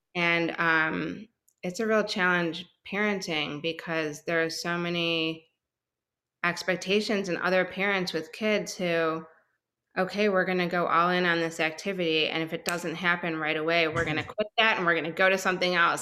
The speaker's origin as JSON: {"language": "English", "town": "Chicago", "region": "Illinois", "country": "United States", "moved": "as an adult", "lives_now": "Houston, United States"}